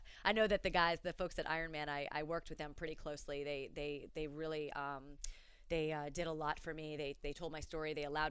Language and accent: English; Fort Lauderdale, Florida, United States; Growing up in Fort Lauderdale